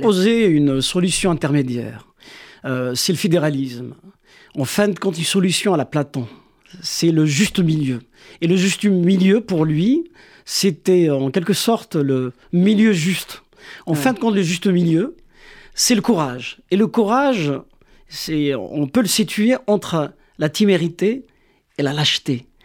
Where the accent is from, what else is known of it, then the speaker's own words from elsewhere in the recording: Kabylie, Algeria; first language Kabyle; French is a second language; also born or lived in France; now in Quebec, Canada; ma langue maternelle kabyle, la langue officielle en Algérie, c'est l'arabe. Et, et tiraillé également euh, entre ma terre natale et les, mes exils